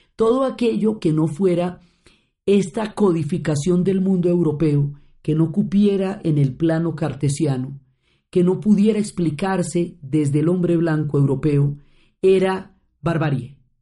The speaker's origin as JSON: {"language": "Spanish", "country": "Colombia", "said": "como colombianos"}